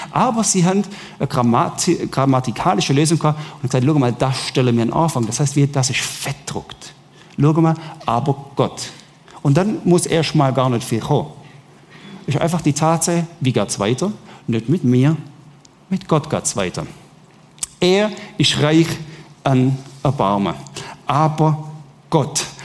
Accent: Southern Germany, Germany; ich komme aus Süddeutschland, mir, während ihr Wein trinkt, trinken wir Bier

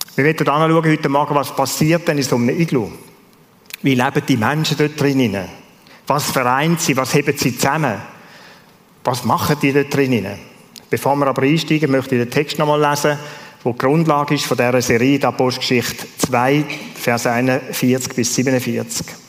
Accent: Switzerland; als Schweizer

